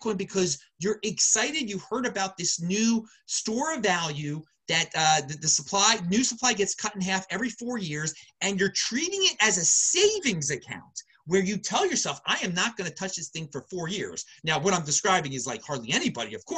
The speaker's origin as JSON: {"language": "English", "town": "Baltimore", "region": "Maryland", "country": "United States", "accent": "Baltimore", "moved": "yes", "said": "That's where I'm from, Baltimore originally. You can hear my lovely Baltimore accent"}